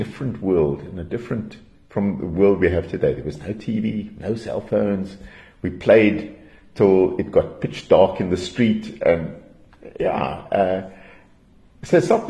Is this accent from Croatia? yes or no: no; Durban, KwaZulu-Natal, South Africa; also born or lived in Johannesburg; I was born in Joburg, but I was very young when we moved to Durban. My dad was a policeman, and there was a police camp on the Bluff, Wentworth Camp. And spent a couple of years living there